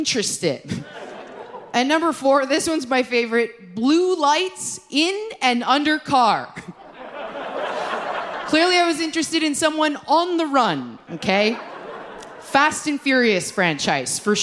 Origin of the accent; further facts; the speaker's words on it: Toronto, Ontario, Canada; moved away; I was recently back in my hometown of Scarborough, Ontario